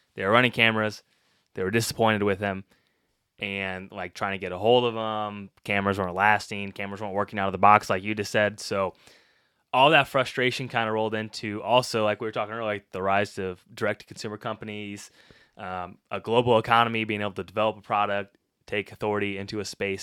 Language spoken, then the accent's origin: English; Illinois, United States; moved away; I am from Illinois. Originally not too far from here